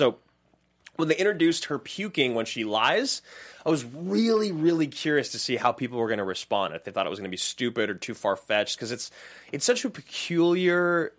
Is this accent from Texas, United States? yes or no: no; Salem, Oregon, United States; moved away as an adult; now in Los Angeles, United States; I grew up in Salem, Oregon.